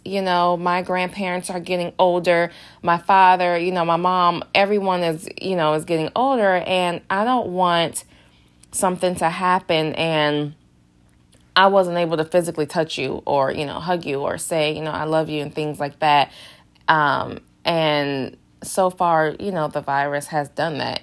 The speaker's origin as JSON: {"language": "English", "town": "Detroit", "region": "Michigan", "country": "United States", "moved": "yes", "said": "I'm from Detroit"}